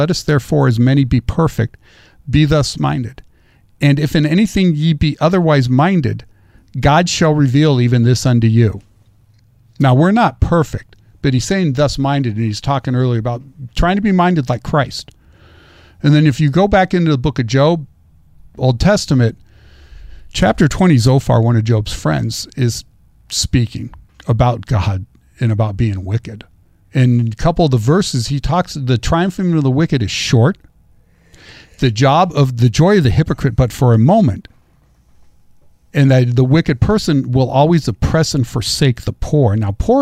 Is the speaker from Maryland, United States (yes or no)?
no; Central Valley, California, United States; Growing up in the Central Valley, growing up with the American River and the Sacramento River is my playground.